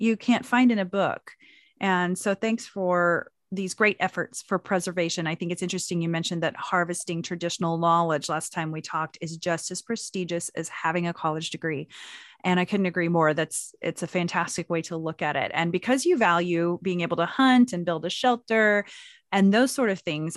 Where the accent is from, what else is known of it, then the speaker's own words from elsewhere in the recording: Anadarko, Oklahoma, United States; McKee's Indian Store in Anadarko, Oklahoma, which is my hometown